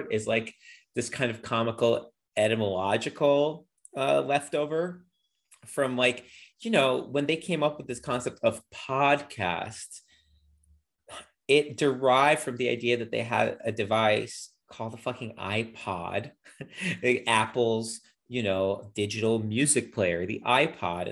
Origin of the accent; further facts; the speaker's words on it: Ukraine; moved away; the country where I was born, Ukraine, or more technically, I guess I was born in the Ukrainian Soviet Socialist Republic